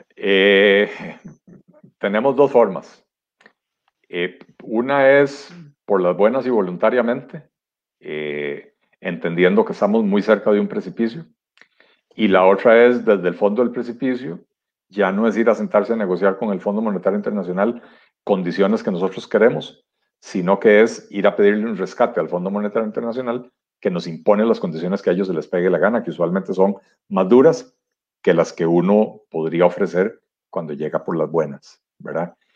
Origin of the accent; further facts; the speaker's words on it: Costa Rica; no somos todos los costarricenses